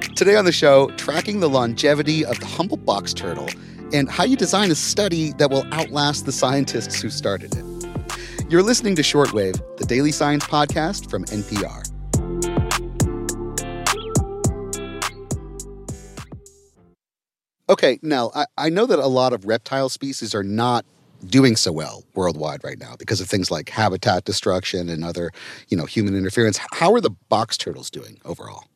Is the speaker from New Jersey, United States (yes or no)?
no; Ohio, United States; I grew up in Ohio, so east of Colorado